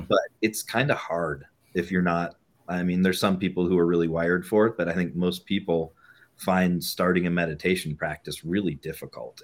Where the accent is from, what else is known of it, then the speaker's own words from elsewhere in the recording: New England, United States; also born or lived in Bay Area, California; now in Boulder, United States; I grew up in New England